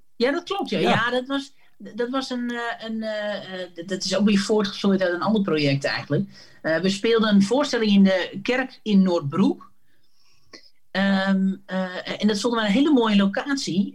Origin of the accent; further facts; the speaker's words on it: Sappemeer, Groningen, Netherlands; ik ben opgegroeid in Sappemeer